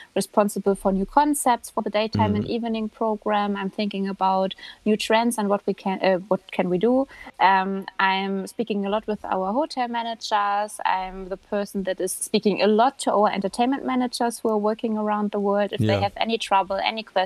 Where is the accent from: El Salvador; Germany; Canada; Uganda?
Germany; moved away; I'm from Germany.